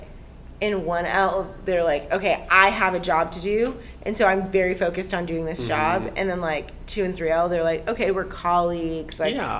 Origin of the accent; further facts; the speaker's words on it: Texas, United States; I'm from Texas.